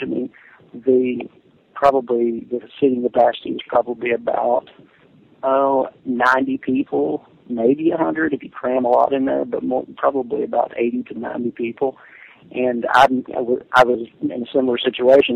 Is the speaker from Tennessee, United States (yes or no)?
yes; Jamestown, Tennessee, United States; accent: Southern; moved away as an adult; also born or lived in Washington, D.C.; I'm speaking from my hometown that I grew up in in Jamestown, Tennessee, a small town in East Tennessee or the eastern part of Middle Tennessee